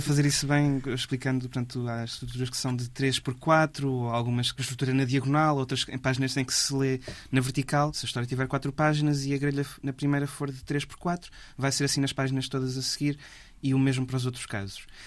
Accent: Figueira da Foz, Coimbra District, Portugal; Eu sou da Figueira da Foz e cresci lá nos anos 2000

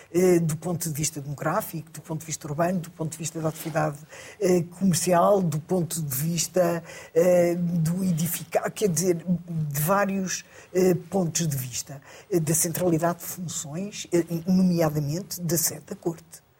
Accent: Porto, Norte, Portugal; Não, eu sou do Porto.

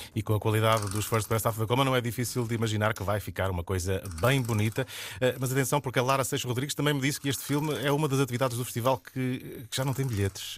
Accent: Castelo Branco, Centro, Portugal; eu sou de Castelo Branco

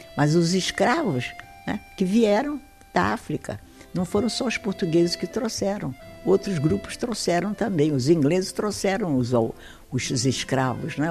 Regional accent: Brazil; sou brasileiro

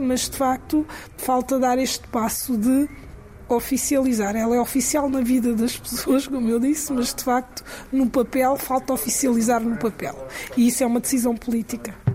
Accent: Cape Verde

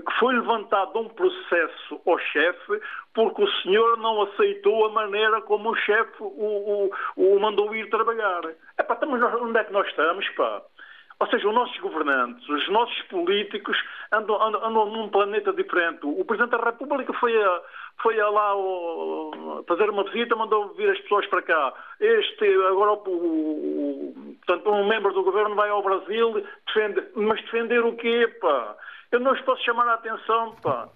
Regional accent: Portugal; also born or lived in Amadora; nós como portugueses

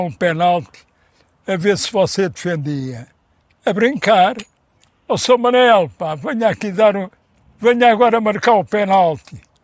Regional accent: Lisbon, Portugal; Eu nasci em Lisboa já

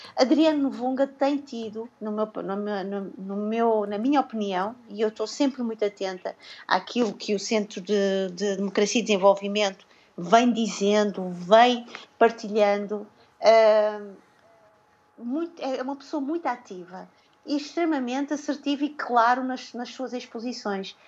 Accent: Mozambique; nós, como moçambicanos

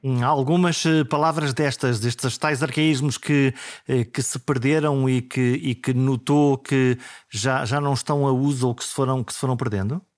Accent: Caminha, Norte, Portugal; also born or lived in Viana do Castelo; eu nasci eh, em Viena do Castelo, sempre vivi em Caminha, sou por isso do Alto Minho

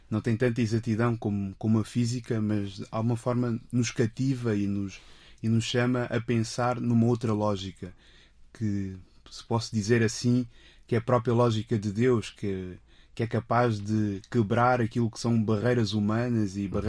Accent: Portugal; also born or lived in Luanda; Eu nasci em Luanda, mas aos 5 anos uh, mudei-me para, para Portugal, porque já, já, já cá estavam os meus pais

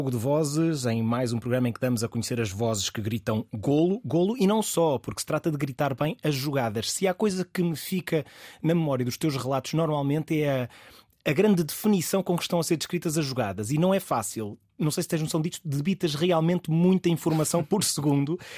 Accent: Porto, Porto District, Portugal; now in Lisbon, Portugal; Eu uh, vim do Porto para Lisboa, havia sempre muitas viagens Lisboa-Porto, Porto-Lisboa, os meus avós ficaram a morar lá no Porto

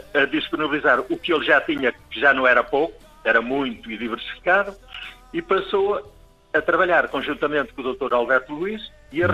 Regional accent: Amarante, Norte, Portugal; moved away as an adult; also born or lived in Coimbra, Portugal / Santa Maria, Azores; now in Vila do Porto, Portugal; Eu sou da Amarante, toda a minha família está lá, sempre estive ligado à vida intensa social e não só da Amarante.

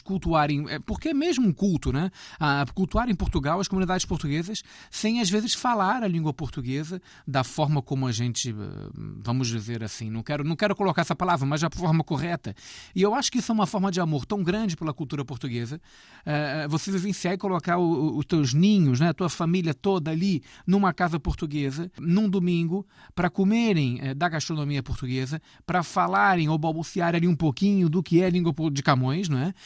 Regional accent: Rio de Janeiro, Brazil; eu sou uh, nascido no Rio de Janeiro

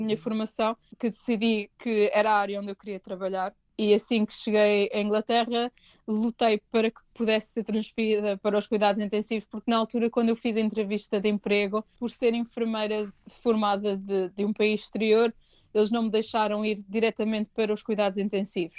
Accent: Portugal; moved away as an adult; also born or lived in England; now in United Kingdom; nós como portugueses

